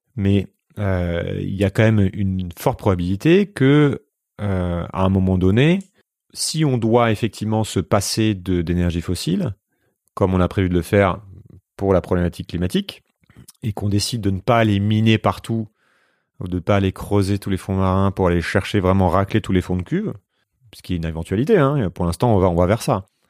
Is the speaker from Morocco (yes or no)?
no; France